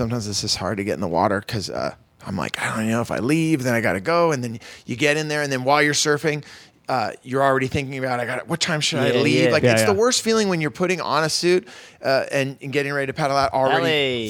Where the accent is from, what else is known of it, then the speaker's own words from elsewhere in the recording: Santa Cruz, California, United States; growing up in Santa Cruz, surfing